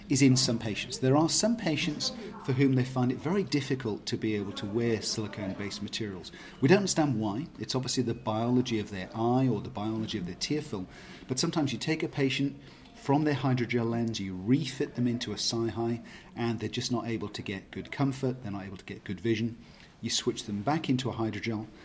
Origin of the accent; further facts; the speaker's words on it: United Kingdom; moved away as an adult; now in Waterloo, Canada; Waterloo is about an hour and a half to the west of Toronto, so I'm now based in Canada. Um, I'm originally a British trained optometrist, moved to Canada almost exactly 20 years or so ago.